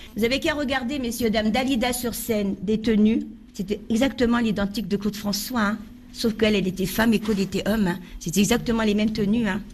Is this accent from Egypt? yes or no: yes; Egypt; moved away; j'ai quitté l'Égypte